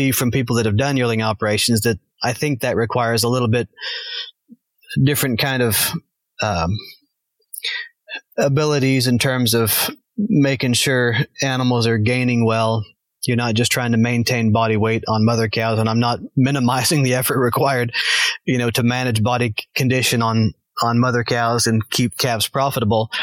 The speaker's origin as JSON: {"language": "English", "region": "Arkansas", "country": "United States", "tie": "born or raised there", "moved": "yes", "said": "I grew up in Arkansas"}